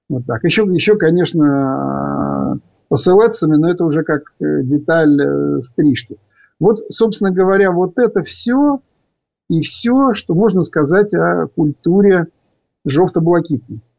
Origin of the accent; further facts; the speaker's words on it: Zhytomyr, Zhytomyr Oblast, Ukraine; also born or lived in Yevpatoria / Vasylkiv / Lviv; потому что я родился в Евпатории, первую часть жизни прожил – Э, Житомир, э, Васильков, э, соответственно, учился, заканчивал училище во Львове.